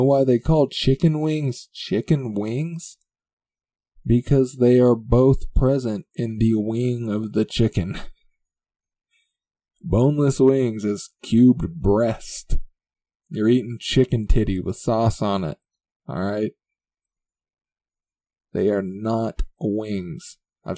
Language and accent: English; the land of Big Sky, Montana, United States; I'm from the land of Big Sky